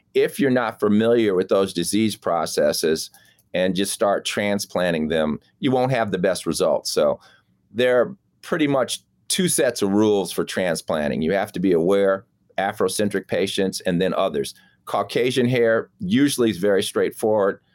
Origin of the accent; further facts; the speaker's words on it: Chicago, Illinois, United States; I grew up in Lake Meadows